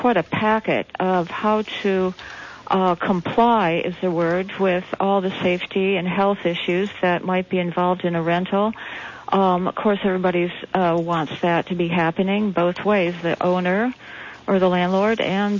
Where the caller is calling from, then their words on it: Santa Cruz, California, United States; I'm calling from Santa Cruz